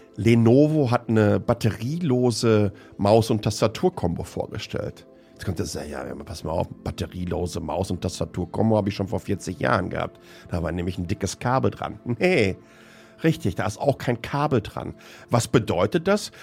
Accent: Hamm, North Rhine-Westphalia, Germany; ich komme ja aus dem Ruhrgebiet

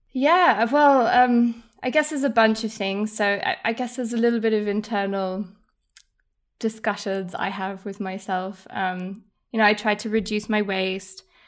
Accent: Munich, Bavaria, Germany; accent: posh English; moved away as an adult; also born or lived in United Kingdom; I was born and raised in Munich

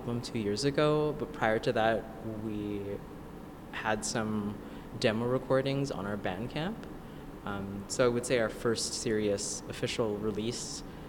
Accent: Canada; some of us were born and raised in Canada, like myself.

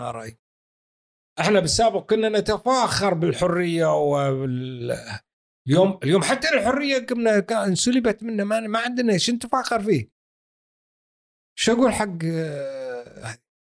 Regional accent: Kuwait; إحنا كويتيين

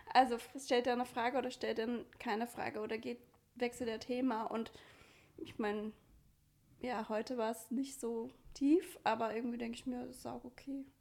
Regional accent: Great Lakes, United States; German is a second language; moved away as an adult; also born or lived in Vienna, Austria; now in Freiburg, Germany; ich komme aus den USA

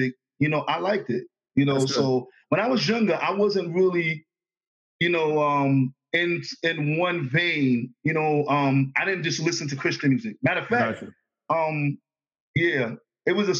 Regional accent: New York City, New York, United States; moved away as an adult; also born or lived in Astoria, Queens / Long Island / Connecticut; now in Virginia, United States; I'm born and raised in the Bronx. I was born in Jacoby Hospital in the Bronx.

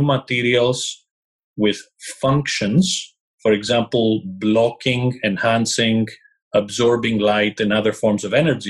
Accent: Greece; English is a second language; moved away as an adult; also born or lived in England; I left Greece, my home country, in 1999, moved to England, where I did all my studies

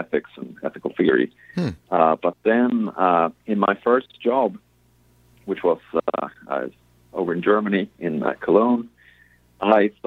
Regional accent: Sweden; moved away; I grew up in Sweden

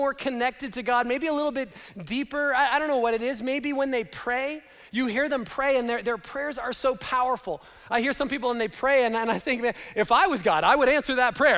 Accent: Canada; moved away; Laura and I grew up in Canada

